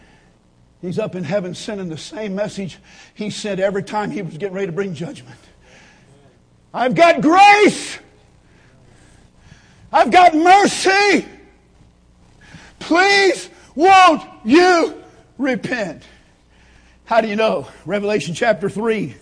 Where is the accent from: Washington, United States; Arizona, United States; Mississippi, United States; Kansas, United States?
Kansas, United States; growing up in Kansas